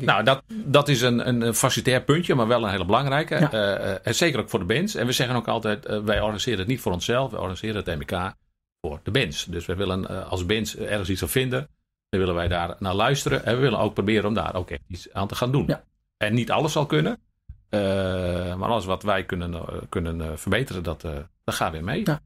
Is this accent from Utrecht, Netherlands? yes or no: no; Buitenpost, Friesland, Netherlands; ik ben opgegroeid in Buitenpost.